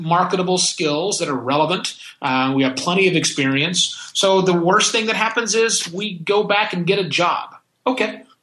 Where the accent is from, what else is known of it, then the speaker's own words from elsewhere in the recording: United States; moved away; I am that American